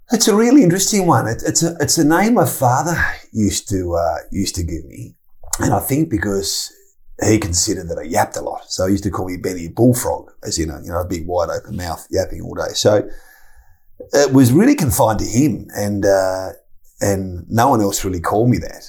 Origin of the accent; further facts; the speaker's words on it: Tasmania, Australia; moved away; I grew up in Tasmania and I had a very, very rich upbringing